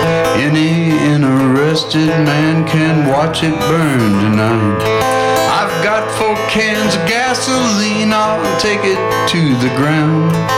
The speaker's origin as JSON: {"language": "English", "region": "the South", "country": "United States", "tie": "born or raised there", "said": "I was extremely fortunate that I grew up in the South in a very racist part of the country"}